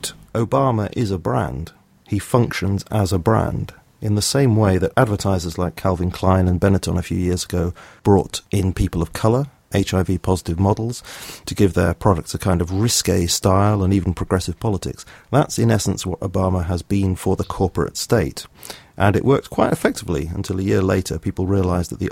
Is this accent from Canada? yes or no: no; South of England, United Kingdom; accent: BBC accent; moved away as an adult; also born or lived in Liverpool/Lancashire area; now in Lancashire area, United Kingdom; I come from the south of England, so I speak with a kind of BBC accent